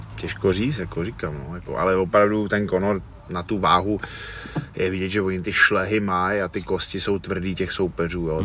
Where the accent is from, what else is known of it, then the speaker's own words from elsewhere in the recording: Cheb, Karlovy Vary Region, Czechia; já jsem z toho Chebu, jo, jsem vyrůstal v Chebu a. na západě